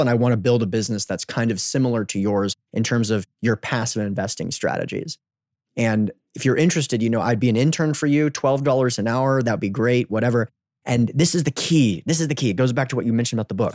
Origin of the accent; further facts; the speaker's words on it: United States; I'm from the United States